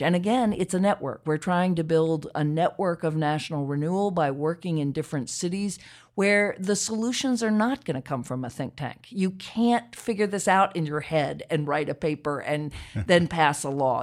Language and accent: English; Charlottesville, Virginia, United States; I grew up in Charlottesville, Virginia